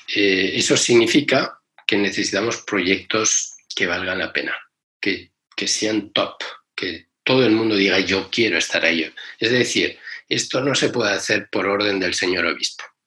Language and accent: Spanish; Spain; cuando yo nací en España